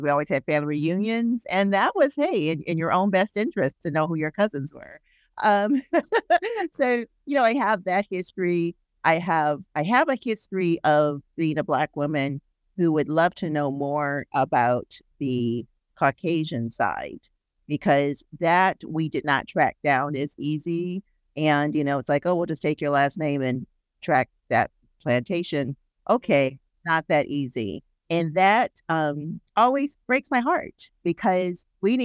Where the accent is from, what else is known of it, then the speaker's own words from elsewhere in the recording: St. Louis, Missouri, United States; I'm from St. Louis, Missouri